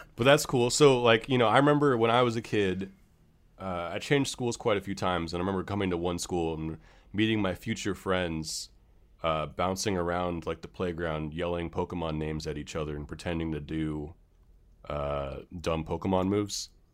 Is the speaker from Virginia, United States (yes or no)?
no; San Francisco, California, United States; growing up in San Francisco